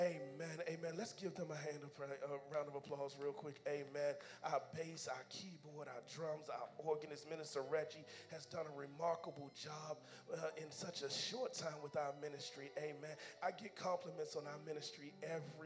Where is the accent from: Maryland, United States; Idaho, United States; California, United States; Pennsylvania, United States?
Maryland, United States; Kentland; I grew up in Kentland